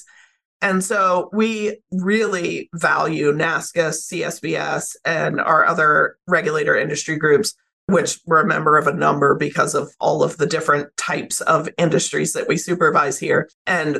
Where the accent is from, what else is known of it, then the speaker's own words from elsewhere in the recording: Mississippi, United States; now in Montana, United States; I grew up in Mississippi